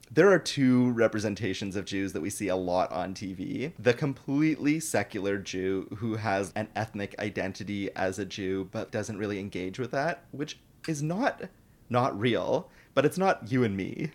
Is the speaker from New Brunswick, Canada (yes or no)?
no; Toronto, Ontario, Canada; I'm from Toronto